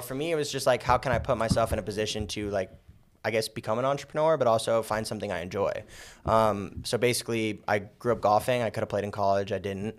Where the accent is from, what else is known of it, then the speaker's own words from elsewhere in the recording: Las Vegas, Nevada, United States; I'm born and raised in Vegas. Uh, I've been here my whole life.